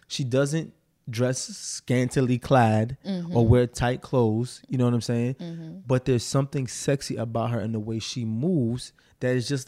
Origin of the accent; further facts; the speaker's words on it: Arkansas, United States; And I'm from Arkansas.